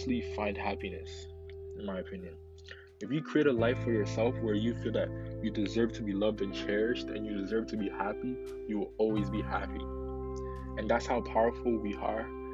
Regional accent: Ghana; now in Canada; Obviously, I wasn't born in Canada. I was born in Ghana

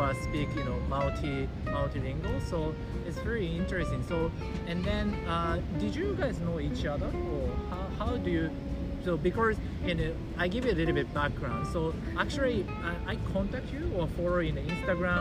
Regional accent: Tokyo, Japan; now in Australia; I'm from Tokyo

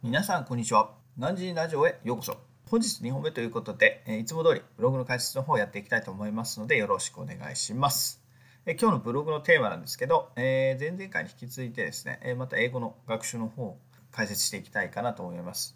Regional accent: Japan; first language Japanese; 我々その母国語である、日本語

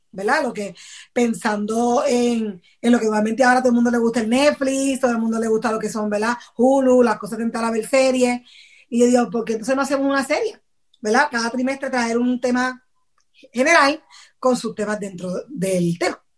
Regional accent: Patillas, Puerto Rico; mi pueblo donde yo vivo eh, de, Puerto Rico es en Patillas, ese es mi pueblo natal, ¿verdad? Y allá tengo muchas amistades que crecieron conmigo

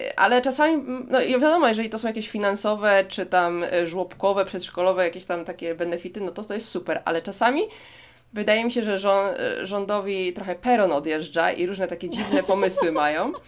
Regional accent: Poland; now in Seoul, South Korea; pani mi się pyta, skąd jestem, to mówię, że z Polski.

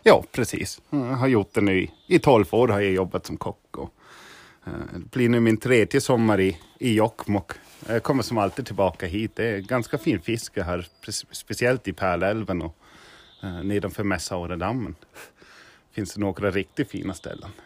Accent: Niederselters, Hesse, Germany; Swedish is a second language; now in Sweden; jag är från Tyskland.

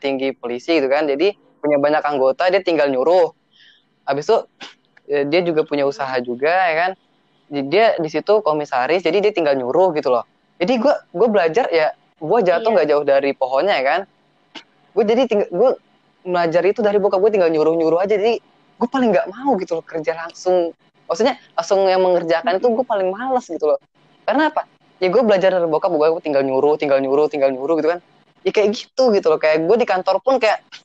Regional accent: South Tangerang, Banten, Indonesia; moved away as an adult; now in Padang, Indonesia; gue rumah gue di Melati di BSD

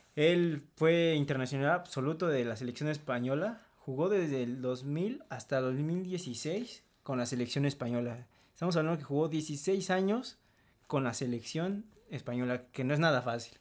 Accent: Mexico

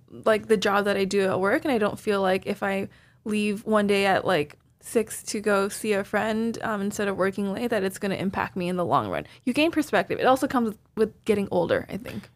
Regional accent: Toronto, Ontario, Canada; now in New York, United States; Rami and I are both Canadian. We're both from Toronto

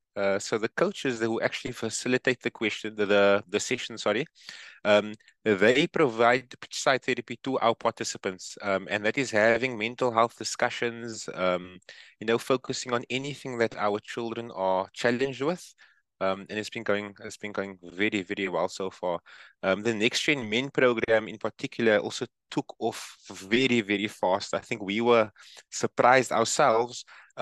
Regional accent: Cape Town, Western Cape, South Africa; from Cape Town, South Africa.

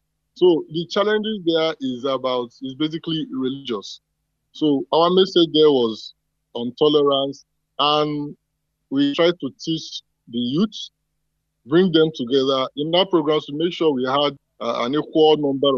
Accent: South East, Nigeria; I am from the Igbo tribe

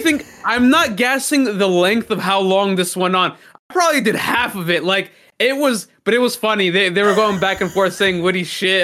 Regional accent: New York City, New York, United States; I'm American, you're American, we were born here, fucking Brooklyn raised

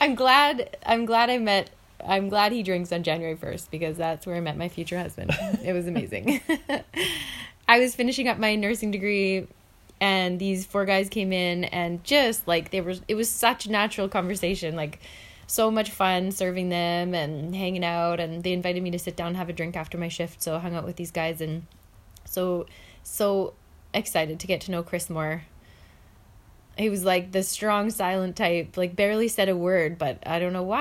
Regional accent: Kelowna, British Columbia, Canada; moved away as an adult; also born or lived in Calgary, Alberta / Mexico; I was born in 1981 in Kelowna, BC, and I moved at the age of 21 to Calgary

